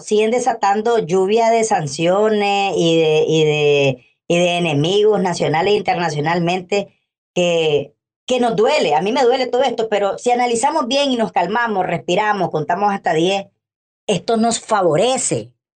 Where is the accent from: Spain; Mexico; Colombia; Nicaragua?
Nicaragua; como nicaragüenses